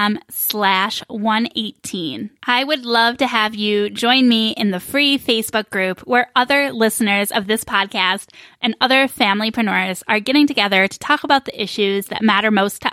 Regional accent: New York, United States; now in Phoenix, United States; I live in Phoenix, so it never gets cold here. I'm from New York, so like I kind of expect to be chilly before Christmas

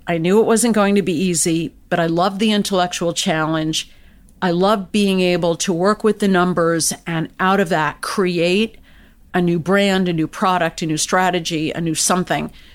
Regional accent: United States; I was born and raised in the United States.

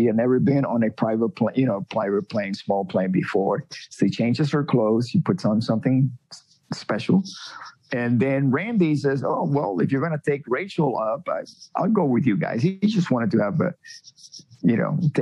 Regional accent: Miami, Florida, United States; moved away as an adult; also born or lived in Cuba; I was raised in Florida

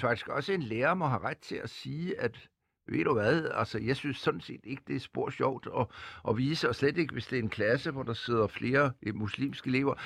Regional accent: Denmark

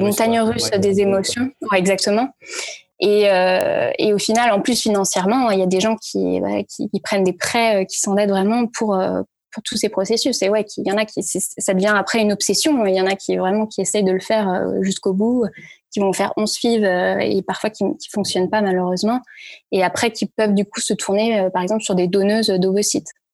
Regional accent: Paris, Île-de-France, France; also born or lived in Brittany / Lille / Santiago, Chile / New York; j'ai grandi à Paris, j'ai fait mes études à Paris

